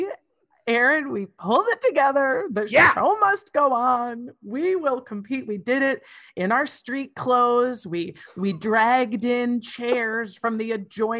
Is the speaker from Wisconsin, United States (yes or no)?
yes; Wisconsin Rapids, Wisconsin, United States; we are driving from Wisconsin Rapids, Wisconsin